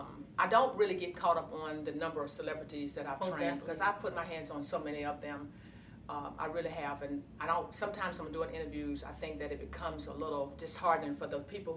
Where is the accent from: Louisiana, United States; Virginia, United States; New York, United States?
Virginia, United States; Growing up in a small town in Virginia, I was that chick.